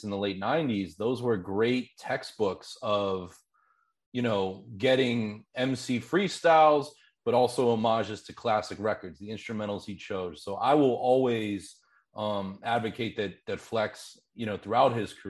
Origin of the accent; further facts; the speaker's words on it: Pittsburgh, Pennsylvania, United States; I grew up in Pittsburgh, Pennsylvania